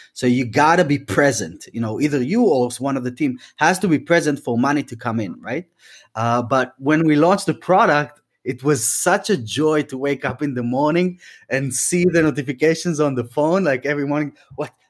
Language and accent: English; Tel Aviv, Tel Aviv District, Israel; moved away as an adult; now in London, United Kingdom; we moved the entire band from Tel Aviv, from Israel, where I'm from originally, and we moved to London